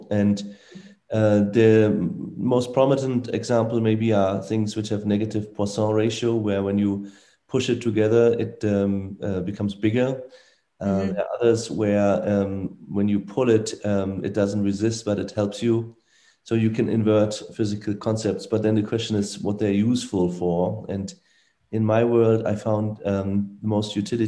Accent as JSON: {"language": "English", "town": "Frankfurt", "region": "Hesse", "country": "Germany", "tie": "born or raised there", "said": "I grew up in Frankfurt, Germany, most of the time"}